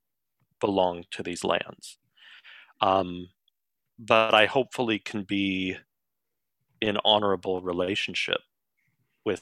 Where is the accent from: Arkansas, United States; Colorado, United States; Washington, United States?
Colorado, United States; now in Sunshine Coast, Canada; where I grew up in Colorado